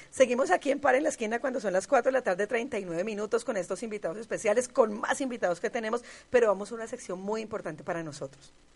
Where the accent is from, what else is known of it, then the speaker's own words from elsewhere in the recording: Cali, Valle del Cauca, Colombia; yo caleña, no de nacimiento, pero sí de crianza, muy enamorada de Cali